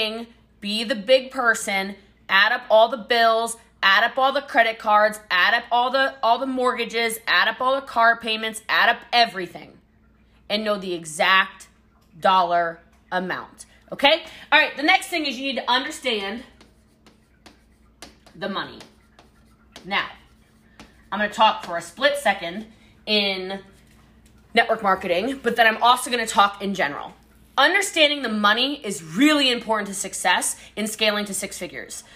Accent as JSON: {"language": "English", "region": "Hawaii", "country": "United States", "said": "The Hawaiian Islands because I am Hawaiian"}